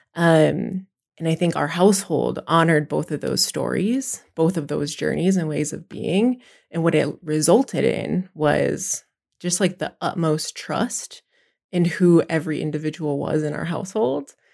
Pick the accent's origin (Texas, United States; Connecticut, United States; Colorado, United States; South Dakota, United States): South Dakota, United States; Pine Ridge Reservation; I'm from South Dakota, I'm from the Pine Ridge Reservation. I'm Oglala La Cota.